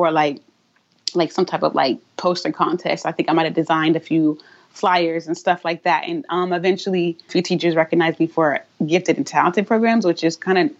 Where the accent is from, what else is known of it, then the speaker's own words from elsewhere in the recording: South Carolina, United States; moved away as an adult; also born or lived in Atlanta, Georgia / Boston, Massachusetts / Brooklyn, New York; now in Hoboken, United States; I'm originally from South Carolina